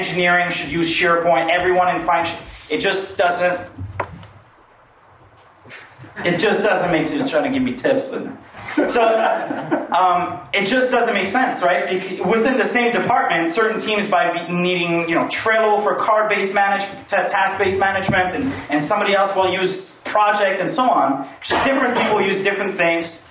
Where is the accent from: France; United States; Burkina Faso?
France; now in Canada; I'm really French. I'm from France.